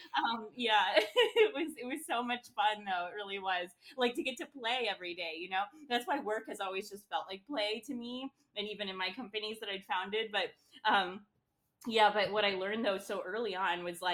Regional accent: Midwest, United States; also born or lived in London, United Kingdom / New York, United States; now in Chicago, United States; that hard work ethic that you kind of do get from growing up in the Midwest

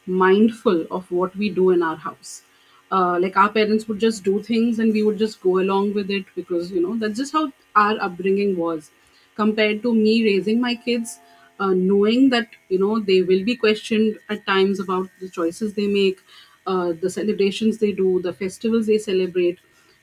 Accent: Kuwait; So I said, I came from Kuwait, and this is like I'm, you know, coming here.

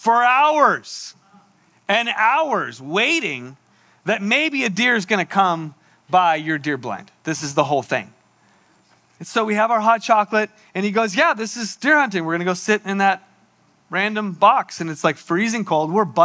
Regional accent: San Diego, California, United States; moved away; also born or lived in Olympia, Washington; I grew up in San Diego, and I had never even shot a gun before. So I moved to Olympia, Washington

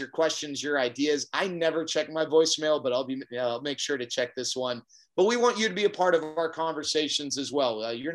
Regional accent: Texas, United States; also born or lived in California; I was born and raised in Texas.

